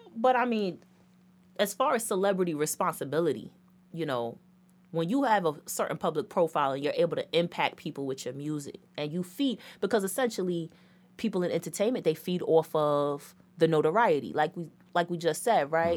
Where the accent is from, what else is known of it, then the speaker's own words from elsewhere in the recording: United States; I'm American